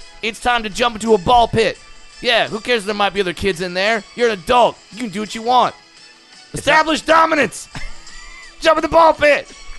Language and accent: English; Orange County, California, United States; I'm from Orange County.